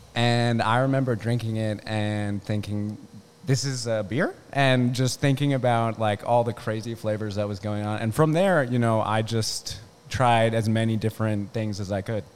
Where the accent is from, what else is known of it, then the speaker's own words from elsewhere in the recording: Newark, Delaware, United States; moved away as an adult; also born or lived in California; I'm from Delaware. I'm from Newark